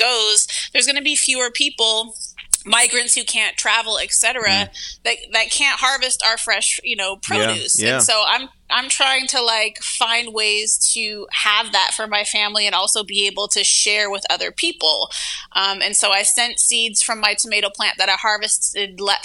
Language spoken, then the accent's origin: English; Pacific Northwest, United States; also born or lived in Brooklyn, New York; now in New York City, United States; I grew up in the Pacific Northwest, and it's like mad hippies and like anarchists and shit over there.